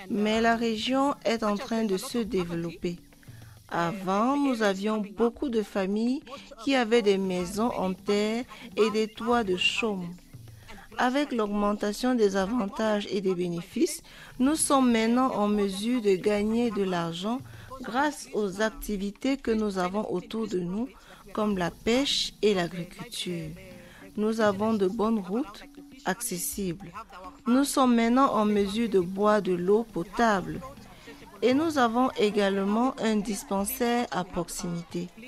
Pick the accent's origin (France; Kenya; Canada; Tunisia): Kenya; western Kenya, Siaya County; Je viens du comté de Siaya qui se trouve dans la partie occidentale du Kenya. Je viens d'une communauté où il y a des petits agriculteurs.